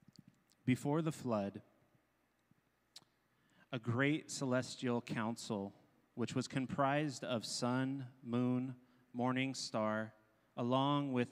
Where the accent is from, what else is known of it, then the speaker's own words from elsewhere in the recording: Simi Valley, California, United States; where I grew up on Chumash land, right? Of course, we didn't own the land. It's called Simi Valley, California